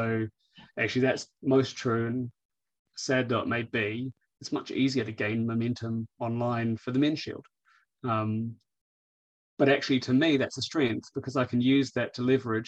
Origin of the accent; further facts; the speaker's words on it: New Zealand; let's be honest, I'm a Kiwi.